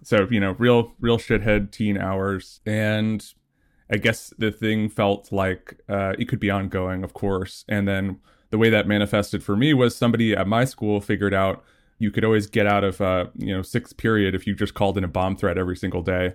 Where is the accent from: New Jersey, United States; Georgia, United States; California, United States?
New Jersey, United States; I grew up in New Jersey, pretty close to New York